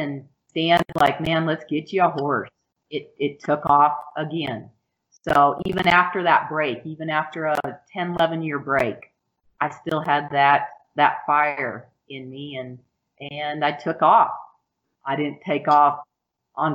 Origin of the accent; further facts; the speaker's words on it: Rapid City, South Dakota, United States; I grew up in Rapid City, South Dakota, and always had a horse